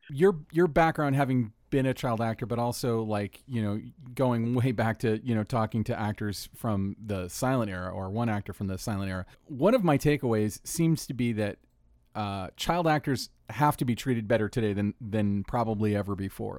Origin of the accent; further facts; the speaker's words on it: Orlando, Florida, United States; my hometown, Orlando, Florida